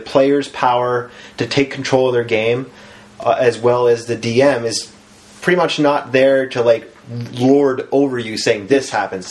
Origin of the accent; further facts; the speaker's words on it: near Lunenburg, Nova Scotia, Canada; moved away; I lived near Lunenburg, Nova Scotia.